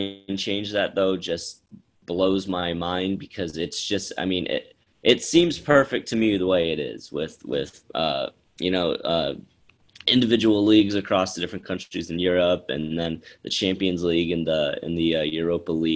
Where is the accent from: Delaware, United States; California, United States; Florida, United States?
Florida, United States